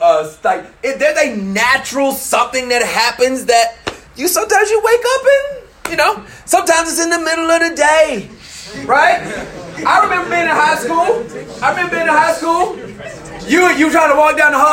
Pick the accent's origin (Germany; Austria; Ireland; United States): United States; Memphis, Tennessee; I know I'm from Memphis